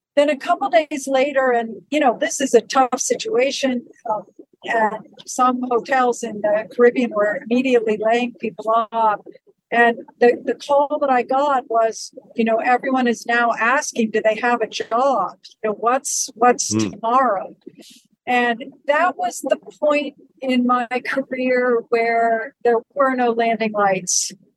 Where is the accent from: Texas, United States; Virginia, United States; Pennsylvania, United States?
Pennsylvania, United States; Western; I grew up in Western Pennsylvania at a ski okay. area called Seven Springs um, Mountain okay. Resort